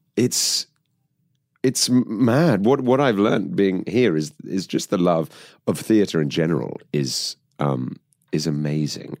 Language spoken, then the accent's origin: English; United Kingdom; I grew up just outside of London